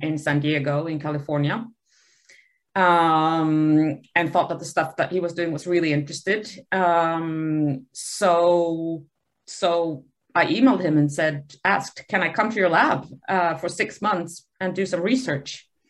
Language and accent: English; Sweden; moved away; also born or lived in Buenos Aires, Argentina; So I grew up um, in Sweden um, and um, went to university there at the Uppsala University